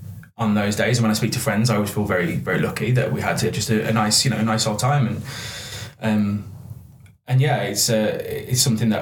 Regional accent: Cannock Wood, West Midlands, United Kingdom; I'm from a place called Cannock Wood. It's a little village. It's very nice.

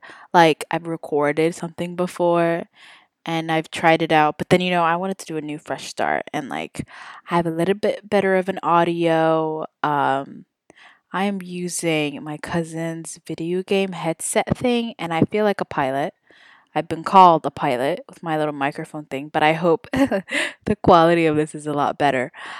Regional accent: Saudi Arabia; now in Houston, United States; I was born and raised in Saudi Arabia, which is crazy, and I am ethnically Somali.

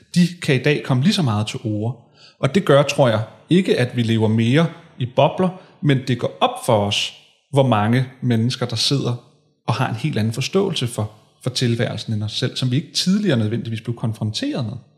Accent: Hillerød, Capital Region of Denmark, Denmark; jeg voksede op i Hillerød, øh, gik på gik folkeskole i Hillerød

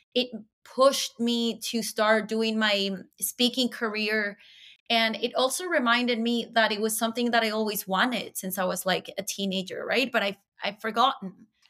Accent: Caracas, Capital District, Venezuela; moved away as an adult; now in Toronto, Canada; I am from Venezuela, Caracas, Venezuela. I moved to Toronto eight years ago when I was 27, all by myself.

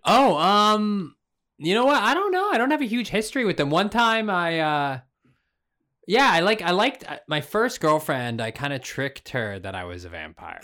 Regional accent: Canada; also born or lived in Ontario; being Canadian

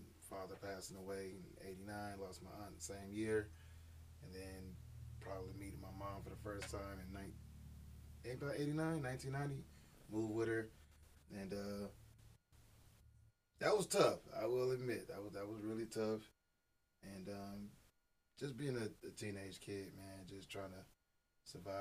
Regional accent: Stockton, California, United States; also born or lived in Oakland, California / Moreno Valley, California; I'm originally from California, representing Stockton. Born in Oakland, raised in Stockton. Migrated to the, we're going to call it the Moreno Valley

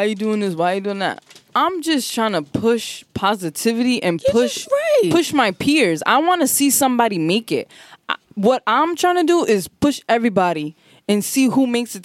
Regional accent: Providence, Rhode Island, United States; we're from Providence

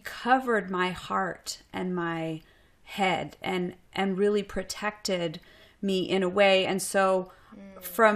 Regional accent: Boston, Massachusetts, United States; moved away as an adult; also born or lived in Seattle; now in Austin, United States; I'm originally from Boston

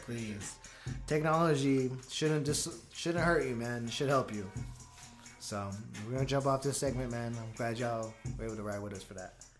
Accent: California, United States; I grew up in California

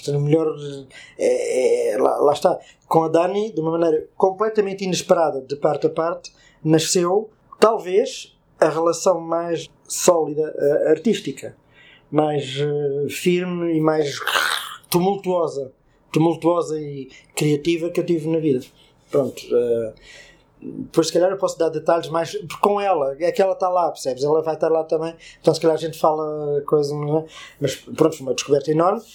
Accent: Portugal; como português

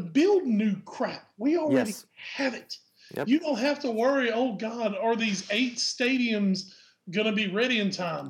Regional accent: United States; I'm American

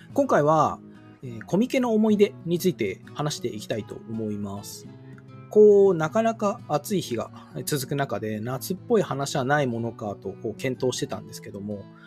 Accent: Japan; 私とかこう地方出身者

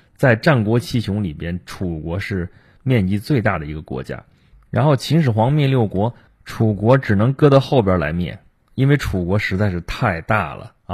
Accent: Shandong, China; moved away; 我作为一个齐国人啊，我，我，我们老家那个地方是号称山东嘛，号称齐鲁之邦，我，我在那个地方其实主要是齐国的地盘儿

